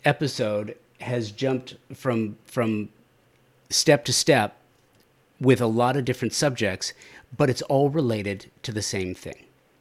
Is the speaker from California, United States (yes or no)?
yes; Southern California, United States; I grew up in Southern California.